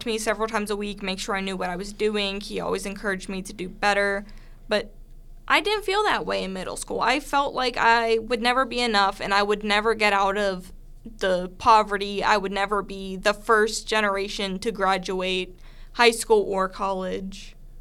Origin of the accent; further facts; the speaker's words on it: Pittsburgh, Pennsylvania, United States; also born or lived in Clarion County, Pennsylvania; I moved back to Pittsburgh from Clarion County and I moved in with my dad to start my middle school